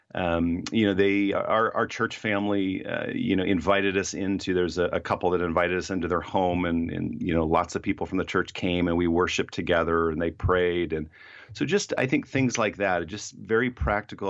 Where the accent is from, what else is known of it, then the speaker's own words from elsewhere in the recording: Fort Wayne, Indiana, United States; moved away; also born or lived in Ohio; I hadn't lived in my hometown of Fort Wayne, Indiana, in a long time